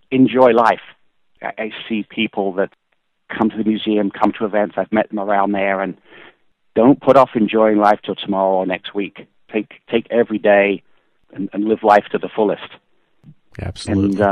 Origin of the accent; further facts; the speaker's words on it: England, United Kingdom; One, growing up in England, Aston Martin was, was, was certainly top or equal top of the list of, of cars